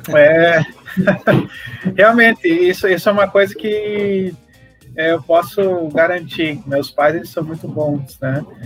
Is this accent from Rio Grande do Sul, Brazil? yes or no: yes; São Borja, Rio Grande do Sul, Brazil; accent: southern (gaúcho); Lá em São Borja, que eu sou natural de São Borja